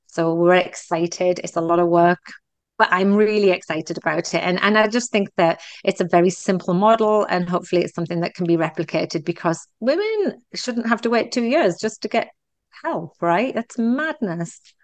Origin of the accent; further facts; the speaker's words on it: United Kingdom; also born or lived in Texas; now in Canada; I'm very British about putting things in the box and moving away from them